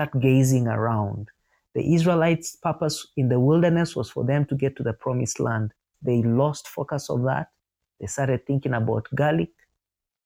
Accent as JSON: {"language": "English", "country": "Uganda", "tie": "born or raised there", "said": "I was born in Uganda, in my particular family"}